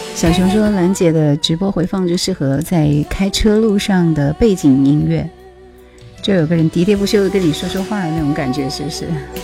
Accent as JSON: {"language": "Chinese", "region": "Hubei", "country": "China", "said": "我是湖北人，不是广东人"}